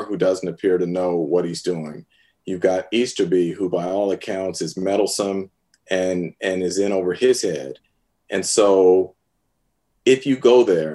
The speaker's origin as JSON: {"language": "English", "town": "San Francisco", "region": "California", "country": "United States", "tie": "born or raised there", "said": "I'm a San Francisco native. I was born in San Francisco. Grew up watching the 49ers"}